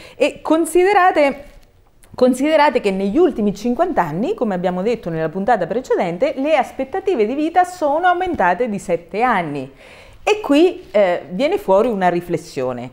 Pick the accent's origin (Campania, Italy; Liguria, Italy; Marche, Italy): Marche, Italy; Tolentino; dal mio paese, da Tolentino, in provincia di Macerata